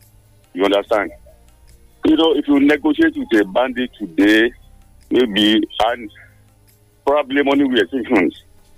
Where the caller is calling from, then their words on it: Lagos, Nigeria; I'm making a video around this from Lagos.